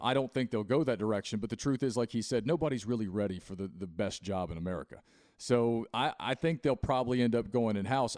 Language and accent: English; Christiansburg, Virginia, United States; I grew up in Christiansburg, Virginia, next door to Blacksburg